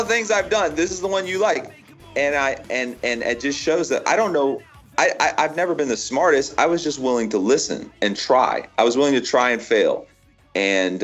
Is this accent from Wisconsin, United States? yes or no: no; Florida, United States; I grew up in Florida, right? I had never known anything but Florida